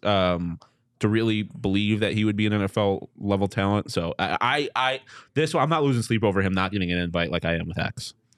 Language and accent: English; Buffalo, New York, United States; I'm from Buffalo